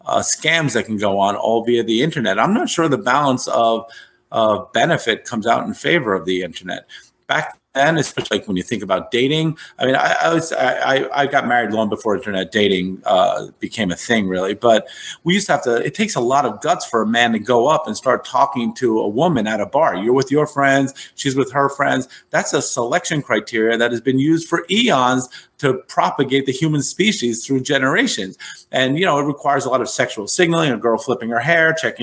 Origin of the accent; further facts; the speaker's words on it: New York City, New York, United States; I come from New York